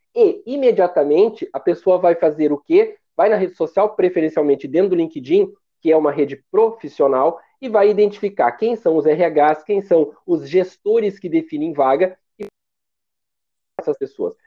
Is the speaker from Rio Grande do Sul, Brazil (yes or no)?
yes; Porto Alegre, Rio Grande do Sul, Brazil; eu sou de Porto Alegre